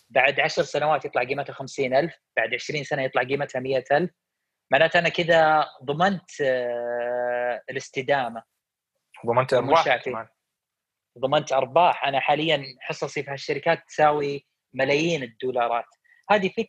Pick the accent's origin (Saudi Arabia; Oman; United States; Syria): Saudi Arabia; ان مشكلتنا عندنا في السعوديه ان نخاف من الافكار الجديده